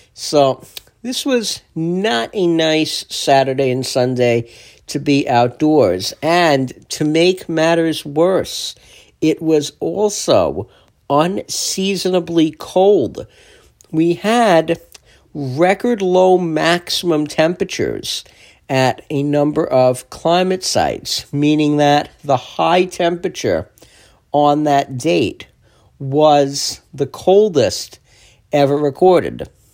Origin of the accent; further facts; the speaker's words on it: East Rockaway, New York, United States; In Nassau, in my hometown, East Rockaway